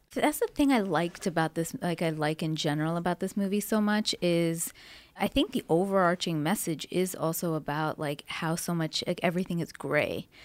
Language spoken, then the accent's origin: English; Canada; now in United States; I'm from Canada